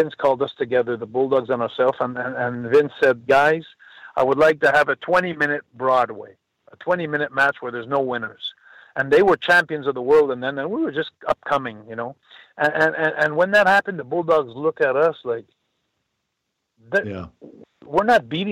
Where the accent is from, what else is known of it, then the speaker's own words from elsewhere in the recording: Montreal, Quebec, Canada; from Montreal, my hometown.